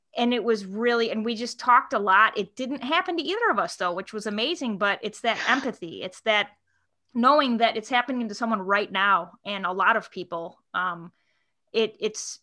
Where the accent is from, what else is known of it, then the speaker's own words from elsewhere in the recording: Chicago, Illinois, United States; I'm from Chicago